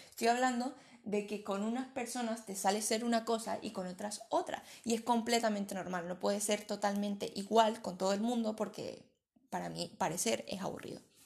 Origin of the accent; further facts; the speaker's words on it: Venezuela; now in Spain; soy venezolana, pero vivo en España.